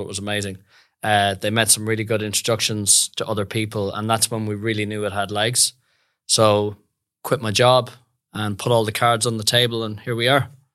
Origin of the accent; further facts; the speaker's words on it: Westport, Connacht, Ireland; moved away as an adult; also born or lived in France / London; now in Perth, Australia; grew up in the west of Ireland, beautiful little town called Westport